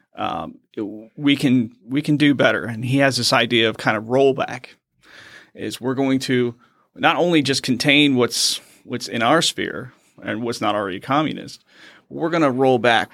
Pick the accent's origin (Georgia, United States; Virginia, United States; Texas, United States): Virginia, United States; Richmond; moved away as an adult; also born or lived in Quincy, Massachusetts / Fort Leavenworth, Kansas; now in North Carolina, United States; I'm actually originally from Quincy, Massachusetts, moved down and kind of raised in Richmond, Virginia area